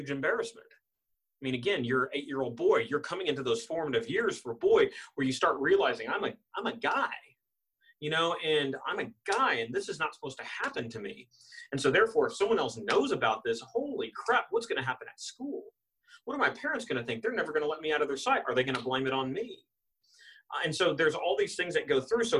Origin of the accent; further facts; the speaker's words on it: Austin, Texas, United States; I was born in Austin, Texas.